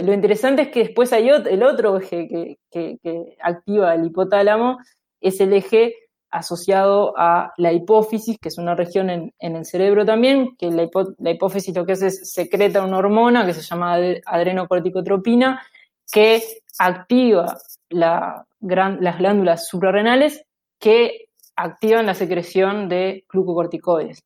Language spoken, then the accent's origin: Spanish; Uruguay; moved away as an adult; also born or lived in Aarhus, Denmark; now in United States; yo salí de, de Uruguay habiendo hecho la licenciatura y la maestría